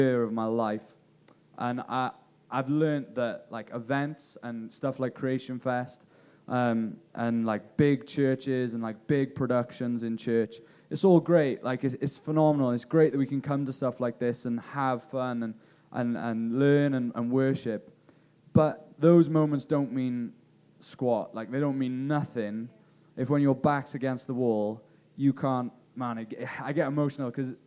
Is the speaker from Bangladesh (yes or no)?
no; Bridgend, Wales, United Kingdom; they actually planted a church in my hometown, Bridgend